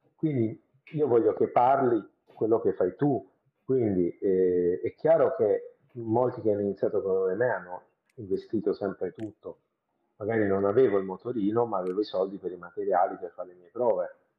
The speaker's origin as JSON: {"language": "Italian", "town": "Bari", "region": "Apulia", "country": "Italy", "said": "io sono di Bari, quindi non sono di Roma"}